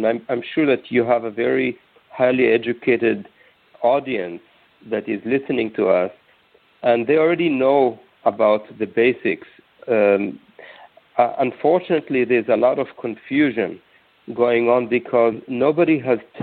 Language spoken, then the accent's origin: English; Jerusalem, Jerusalem District, Israel; moved away as an adult; also born or lived in United States; When I grew up in Jerusalem, in Israel, my whole family was into health